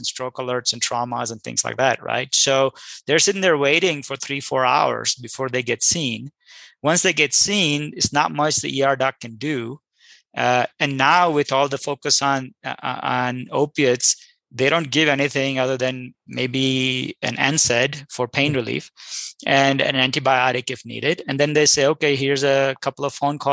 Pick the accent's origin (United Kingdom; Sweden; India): India; moved away; I'm an immigrant from India